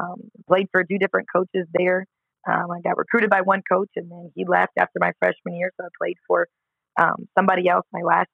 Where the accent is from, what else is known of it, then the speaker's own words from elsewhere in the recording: Collinsville, Illinois, United States; also born or lived in Edwardsville, Illinois; So I'm from Collinsville, Illinois, but to start high school, my parents moved us to the rival town of Edwardsville, Illinois, up the road.